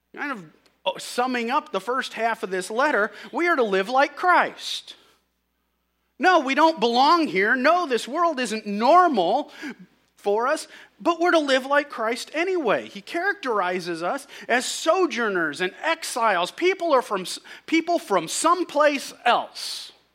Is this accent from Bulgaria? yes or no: no; St. Louis, Missouri, United States; we're from Saint Louis and used to it